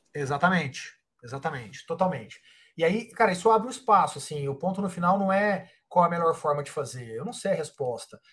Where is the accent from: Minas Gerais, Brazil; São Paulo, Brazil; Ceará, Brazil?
Minas Gerais, Brazil; Uberaba; moved away; eu sou de Uberaba, Minas Gerais, uma cidade de uh, ah, 300 mil habitantes